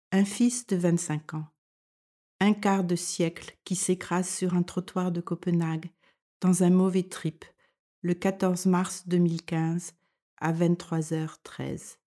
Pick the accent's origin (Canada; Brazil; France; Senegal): France; moved away as an adult; now in Denmark